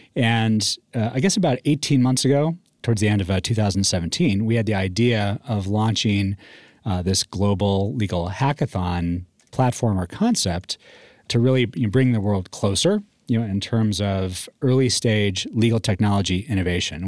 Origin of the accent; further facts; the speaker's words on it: Northeast, United States; also born or lived in Texas; now in Colorado, United States; I grew up in the Northeast